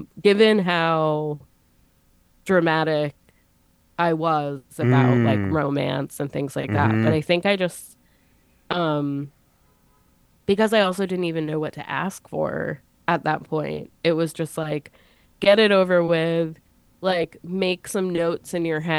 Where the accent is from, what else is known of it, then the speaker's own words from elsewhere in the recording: United States; I grew up kind of near New York City